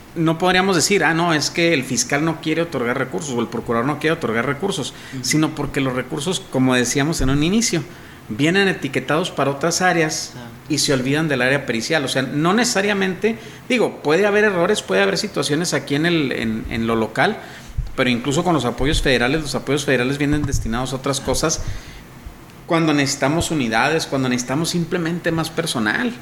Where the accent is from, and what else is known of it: Mexico